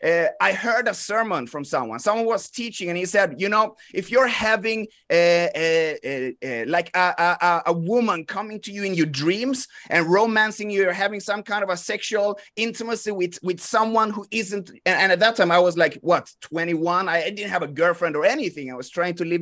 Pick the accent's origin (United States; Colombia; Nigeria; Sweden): Sweden; I grew up in Sweden